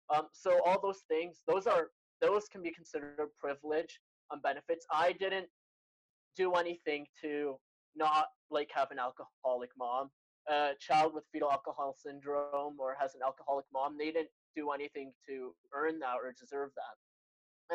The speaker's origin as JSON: {"language": "English", "country": "Canada", "tie": "born or raised there", "said": "I'm Canadian, as Crawford said, born in Canada, uh, but I have Egyptian parents. They immigrated before I was born here."}